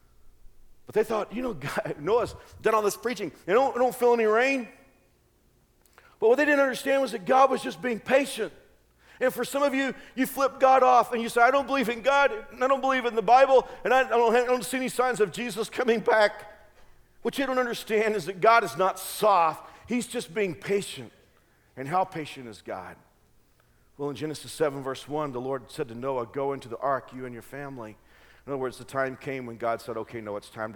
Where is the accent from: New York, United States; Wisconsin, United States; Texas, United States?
Texas, United States; now in Kansas, United States; I grew up in Texas